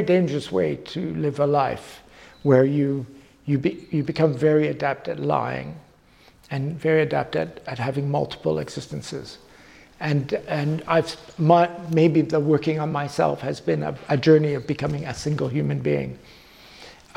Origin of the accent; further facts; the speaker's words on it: Canada; moved away as an adult; now in London, United Kingdom; being a Canadian in London